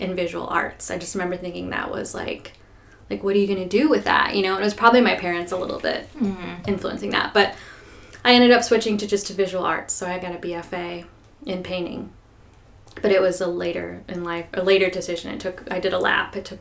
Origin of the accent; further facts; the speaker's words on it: northern Indiana, United States; now in Nashville, United States; So, I grew up in northern Indiana, in the middle of nowhere, like Amish country. That is where I grew up and went to high school.